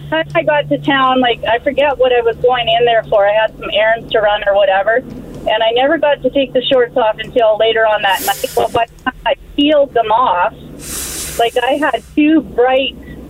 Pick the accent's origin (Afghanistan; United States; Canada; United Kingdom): Canada; Salmon Arm, British Columbia; I was born and raised in Salmon Arm, BC, so I biked everywhere. And at the time, we lived just outside of Salmon Arm in a place called Canoe.